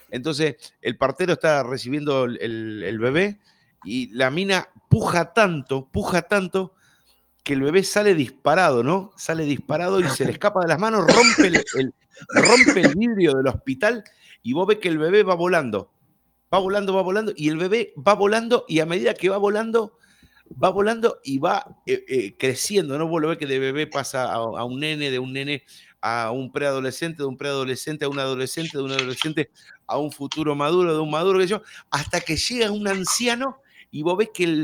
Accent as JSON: {"language": "Spanish", "country": "Argentina", "said": "Y al lado hay una banderita argentina para saber que somos los delincuentes argentinos lo que estamos haciendo."}